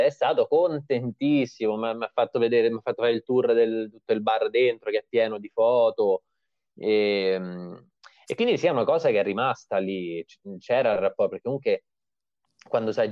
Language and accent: Italian; Viterbo, Lazio, Italy; also born or lived in Montefiascone / Orvieto; Io venivo, vengo comunque da Viterbo, Montefiascone, Orvieto, sono nato in queste zone qua, che sono paesi comunque che hanno un centro storico medievale piuttosto eh, bello